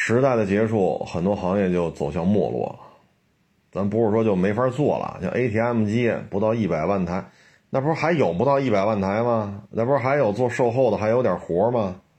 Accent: China; 咱们都是中国人

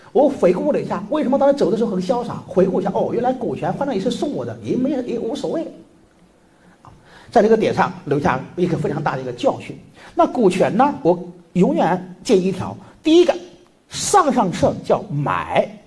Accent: China; 我们中国人女性

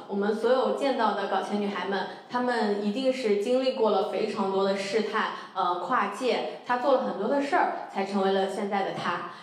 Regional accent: Anhui, China; moved away; 我呢，是出生在安徽的一个小县城里， 我从小是跟姥姥爷长大的，所以我的家庭非常传统

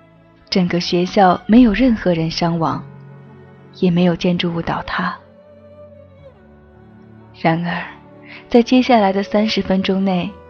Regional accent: Sichuan, China; 我无法去表达，作为一个四川人。

